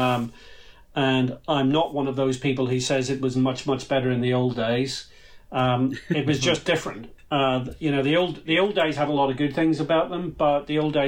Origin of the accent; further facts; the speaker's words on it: Ireland; It's difficult to grow up in Ireland